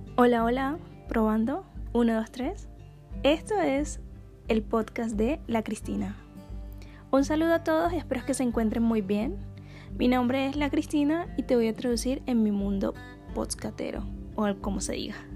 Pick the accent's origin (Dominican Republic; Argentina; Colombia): Colombia; Caribbean Region; first language Spanish; also born or lived in Barranquilla; soy del Caribe colombiano, soy colombiana